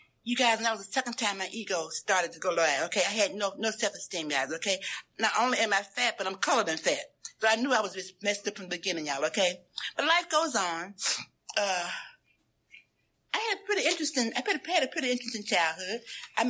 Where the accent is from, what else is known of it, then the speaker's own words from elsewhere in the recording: Memphis, Tennessee, United States; I grew up in Memphis, Tennessee